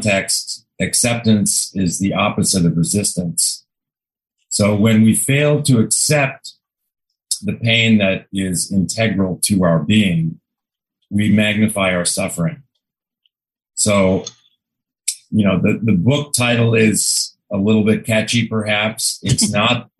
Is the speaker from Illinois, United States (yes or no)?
yes; Chicago, Illinois, United States; moved away; I grew up in Chicago